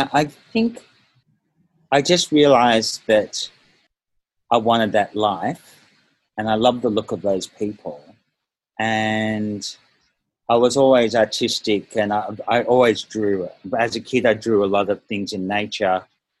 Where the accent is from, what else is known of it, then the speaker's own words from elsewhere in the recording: Melbourne, Victoria, Australia; also born or lived in Malaysia / Northern Beaches, Australia; I lived in Malaysia for a few years, and we settled in Melbourne when I was 10, lived there until I was 14, and then moved to Northern Beaches, New South